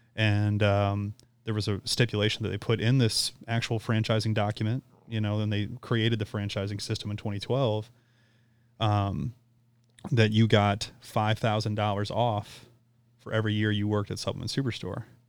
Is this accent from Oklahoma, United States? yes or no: no; St. Charles, Missouri, United States; born or raised there